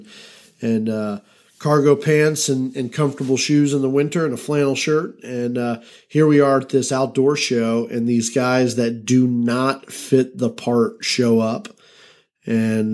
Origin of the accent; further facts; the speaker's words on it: Atlanta, Georgia, United States; I'm from Atlanta.